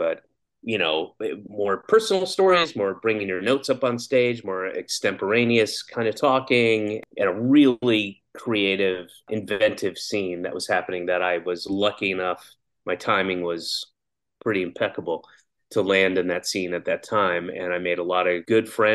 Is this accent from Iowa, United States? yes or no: no; Atlanta, Georgia, United States; moved away as an adult; also born or lived in Boston / New York; I grew up in Atlanta, and I graduated in a high school in Atlanta